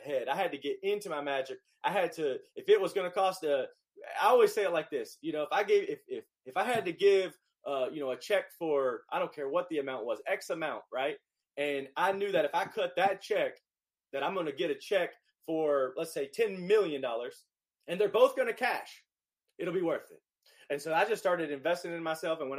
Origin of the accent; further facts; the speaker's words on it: North Carolina, United States; moved away as an adult; now in Los Angeles, United States; I'm from North Carolina. I looked at LA. It was the farthest away from my hometown